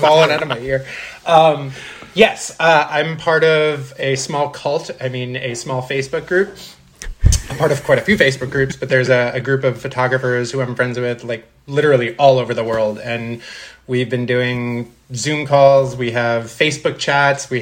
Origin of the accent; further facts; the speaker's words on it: Boca Raton, Florida, United States; also born or lived in Long Island, New York; now in Los Angeles, United States; I was born in the suburbs of Long Island. Yeah. And then I moved to Boca Raton, Florida when I was 7